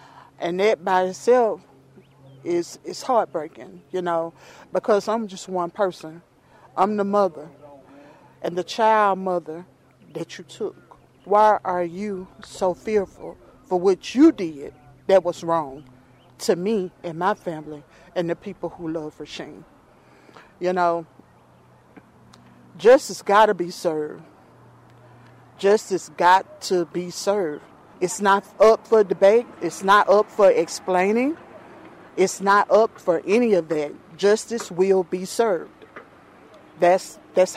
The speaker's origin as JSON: {"language": "English", "area": "Jefferson County", "region": "Mississippi", "country": "United States", "tie": "born or raised there", "said": "I was born in Jefferson County."}